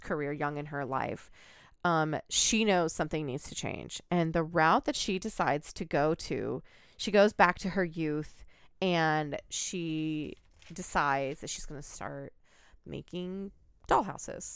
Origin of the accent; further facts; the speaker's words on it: United States; I am an American citizen